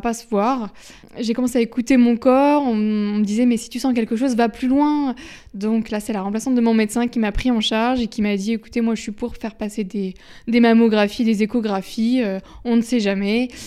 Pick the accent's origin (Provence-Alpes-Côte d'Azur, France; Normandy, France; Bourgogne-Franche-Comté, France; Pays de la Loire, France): Normandy, France; Caen; je suis de Caen